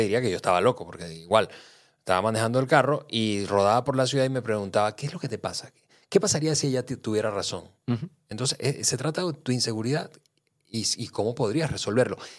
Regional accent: Venezuela; moved away as an adult; now in Mexico; yo nací, crecí en Venezuela, hace ya 13 años vivo en México

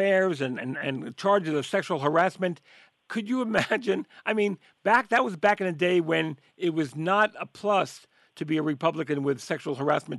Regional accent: New York, United States; New York, as you know, is my hometown.

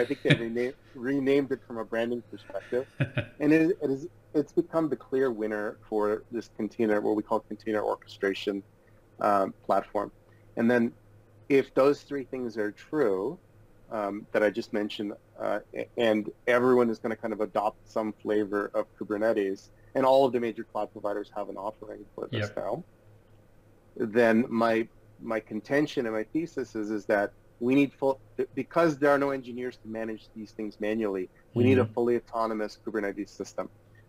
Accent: Odesa, Odesa Oblast, Ukraine; born there; So I was born in Odessa, as I told you, which is in the Ukraine.

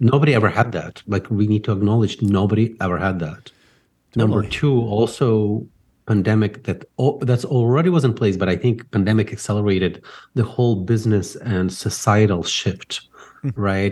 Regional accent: Ukraine; now in United States; I grew up in Ukraine

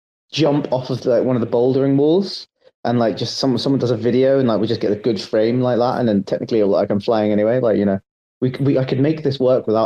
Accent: London, United Kingdom; moved away as an adult; I'm actually from London, right? But like, I lived there for the first 21 years of my life.

